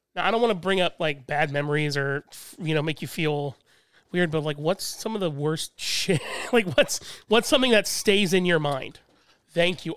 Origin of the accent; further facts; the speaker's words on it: Midwest, United States; being a Midwesterner